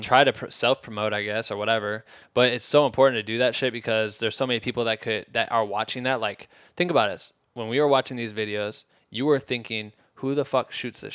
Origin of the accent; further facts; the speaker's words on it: Iowa, United States; now in Los Angeles, United States; I'm from Iowa